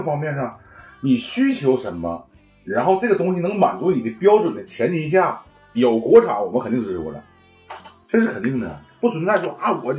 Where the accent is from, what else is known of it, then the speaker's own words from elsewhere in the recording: China; 我感觉我们中国人没有道理去不支持他这个车子，你知道吗？